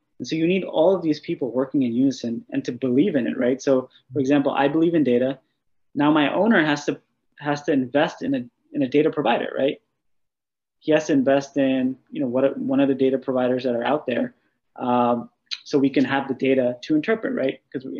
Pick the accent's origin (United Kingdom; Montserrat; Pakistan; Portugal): Pakistan; Well, I think being Pakistani, you know, I think there's a lot of guys actually.